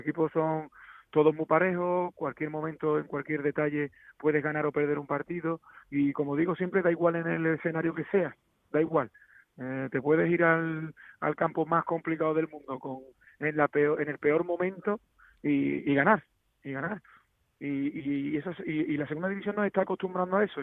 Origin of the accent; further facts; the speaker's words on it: Seville, Andalusia, Spain; como sevillista, como sevillano y como exfutbolista